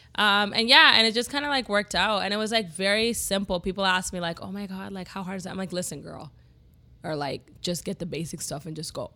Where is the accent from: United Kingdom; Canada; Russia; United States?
Canada; Toronto, Ontario; growing up in Scarborough